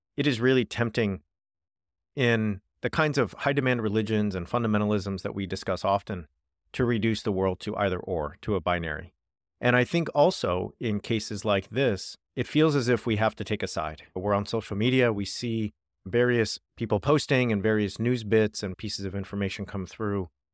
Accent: United States; also born or lived in United Kingdom; I am American

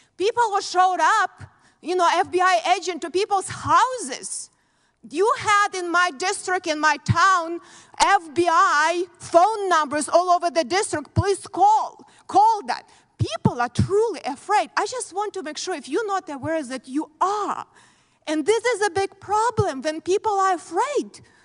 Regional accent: Ukraine; born or raised there; moved away as an adult; now in United States

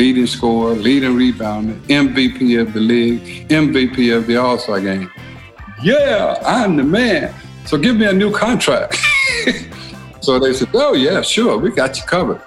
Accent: Silver City, Mississippi, United States; I was born in 1949 in Silver City, Mississippi

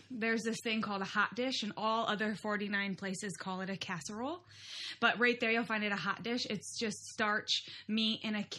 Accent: Midwest, United States; accent: Midwestern; I say pop, of course, because of my Midwestern accent.

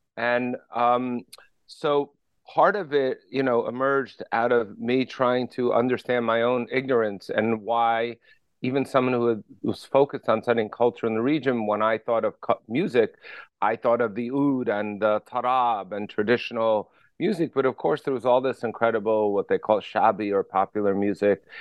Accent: Paterson, New Jersey, United States; I grew up in Paterson, New Jersey

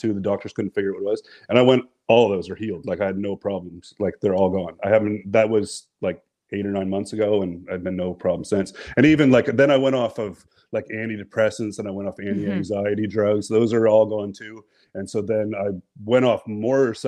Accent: New Brunswick, Canada; I'm from the Canada, from the East Coast, Canada. New Brunswick.

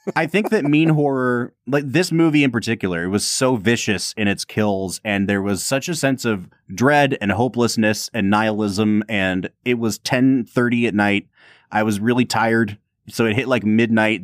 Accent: Northeast Ohio, United States; growing up in the Midwest and growing up, you know, lower middle class to poor, and having this work ethic and like everyone always thinking that they're better than us coming from Northeast Ohio

